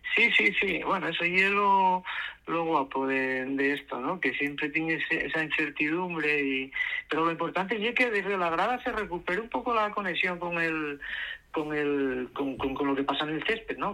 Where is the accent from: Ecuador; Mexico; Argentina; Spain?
Spain; Asturias; como asturianos